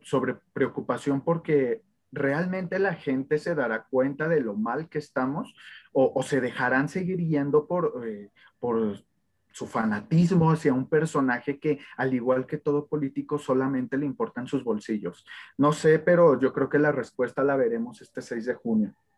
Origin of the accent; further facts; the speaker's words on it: Mexico; como mexicanos